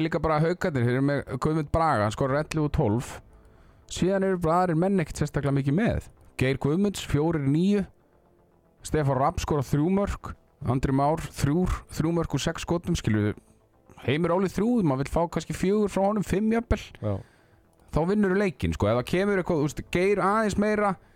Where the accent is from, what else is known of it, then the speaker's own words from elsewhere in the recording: Akureyri, Northeastern Region, Iceland; moved away; ég er frá Akureyri og æfði handbólta og ég fer fyrir göng með rútu á túneringu sem lítið barn